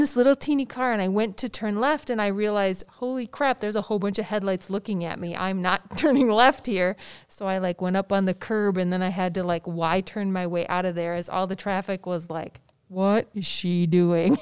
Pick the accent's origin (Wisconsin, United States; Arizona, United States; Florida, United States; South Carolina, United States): Wisconsin, United States; Madison; growing up in Madison and being in the Madison schools